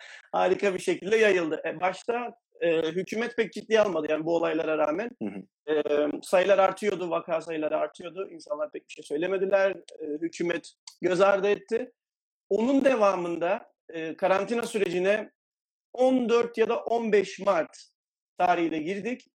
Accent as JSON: {"language": "Turkish", "region": "Adana", "country": "Turkey", "moved": "as an adult", "lives_now": "Valencia, Spain", "said": "31 yaşındayım, Adanalıyım."}